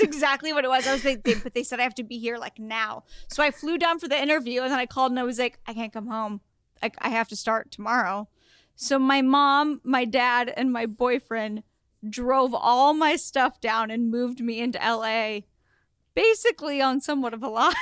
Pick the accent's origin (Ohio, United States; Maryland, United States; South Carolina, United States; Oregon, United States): Oregon, United States; moved away; also born or lived in Los Angeles; I'm from Oregon. I went to the University of Oregon for college